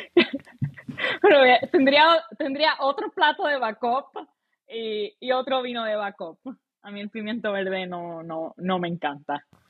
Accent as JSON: {"language": "Spanish", "country": "Puerto Rico", "moved": "yes", "said": "En Puerto Rico, para nuestros oyentes, la edad es 18 años. Podemos tomar desde bien jovencito. Um, allá con mi familia"}